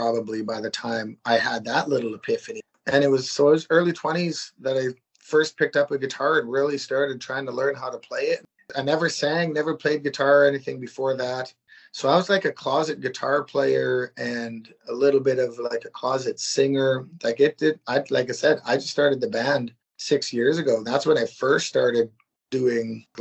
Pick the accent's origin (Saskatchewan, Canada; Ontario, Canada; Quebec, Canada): Saskatchewan, Canada; I'm from Saskatchewan, Canada